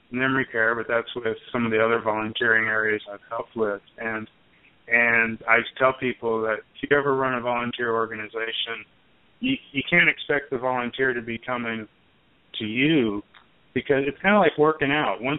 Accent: Arkansas, United States; as I mentioned, I I grew up in Arkansas

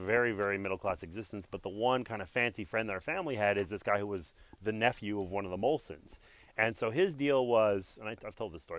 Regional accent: Montreal, Quebec, Canada; So I was born and raised in Montreal.

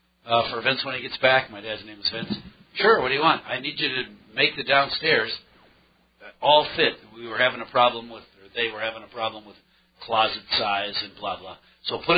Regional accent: Michigan, United States; moved away; I grew up in Michigan

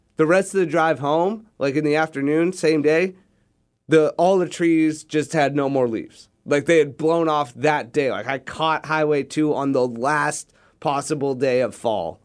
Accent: Manhattan Beach, California, United States; also born or lived in Santa Barbara; I grew up in Manhattan Beach

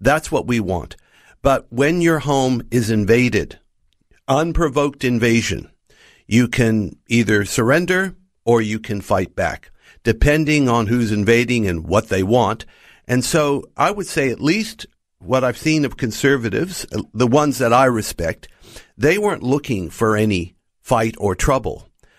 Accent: United States; moved away as an adult; now in Australia; Well, Noel, I grew up in the United States and came to Australia as a young married man and father. And so I grew up as a minority too.

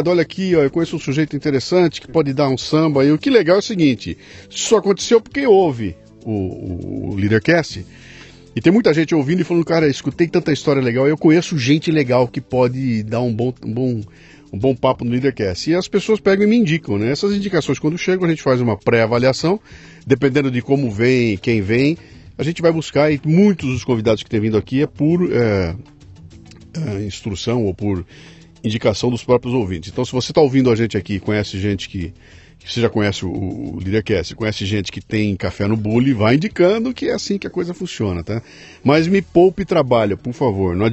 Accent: Caxias do Sul, Rio Grande do Sul, Brazil; also born or lived in Porto Alegre; Nasci em Caxias do Sul.

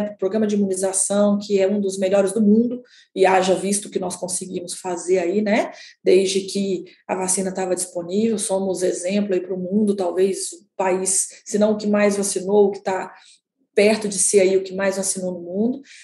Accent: a town in the interior of Minas Gerais, Brazil; moved away; Eu sou de uma cidade do interior de Minas Gerais, né, de 20 mil habitantes

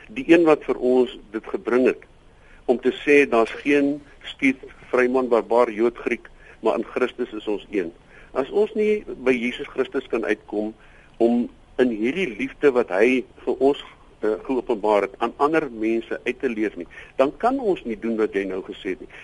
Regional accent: South Africa; As ek moet praat as as Afrikaner

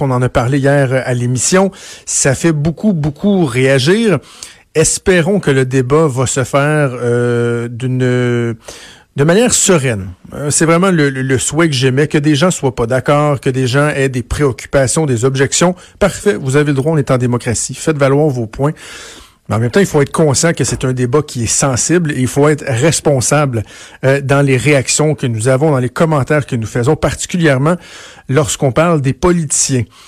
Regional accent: Quebec, Canada; je viens du Québec

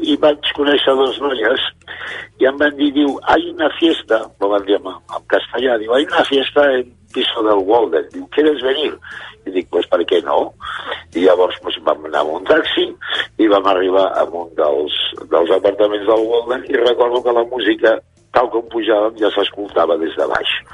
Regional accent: Barcelona, Catalonia, Spain; moved away; de Barcelona

